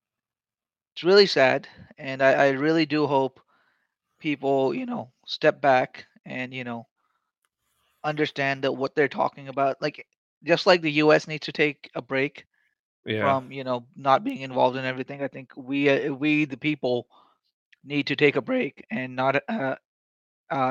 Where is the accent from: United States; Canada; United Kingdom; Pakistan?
Pakistan; as a Pakistani